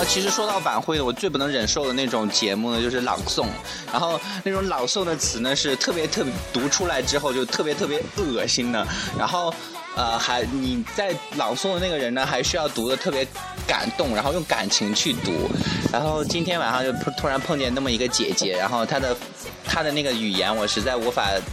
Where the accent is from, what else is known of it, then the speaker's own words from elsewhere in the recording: Shanxi, China; first language Mandarin; moved away; also born or lived in Guangxi; 我是山西人嘛，然后真的我一句方言都不会说。